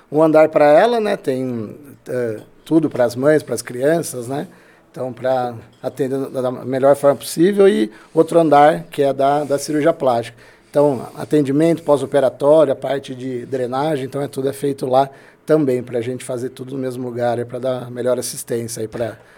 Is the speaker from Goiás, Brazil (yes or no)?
no; Limeira, São Paulo, Brazil; also born or lived in Campinas; Sou nascido em Campinas, né? Minha vida inteira morei aqui em Limeira.